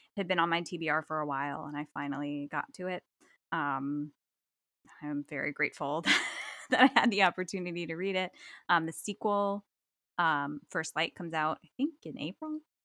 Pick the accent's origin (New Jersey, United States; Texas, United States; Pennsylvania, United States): New Jersey, United States; now in Western New York, United States; I'm from New Jersey